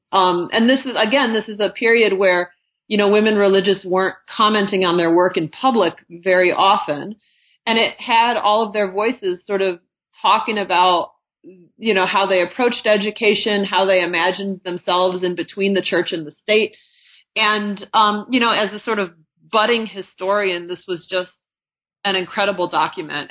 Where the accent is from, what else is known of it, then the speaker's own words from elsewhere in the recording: Gary, Indiana, United States; moved away as an adult; also born or lived in New York State / Philadelphia; now in Albuquerque, United States; I grew up in Northwest Indiana, right outside of Gary